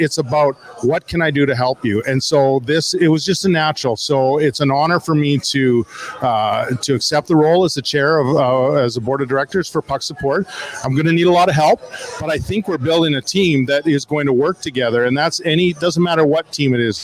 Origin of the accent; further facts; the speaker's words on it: Swift Current, Saskatchewan, Canada; I was born in Swift Current